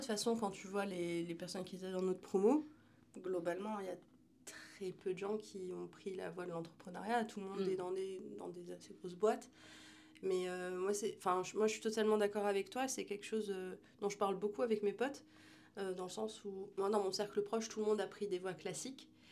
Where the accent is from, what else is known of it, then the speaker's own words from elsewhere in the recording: France; j'ai grandi en France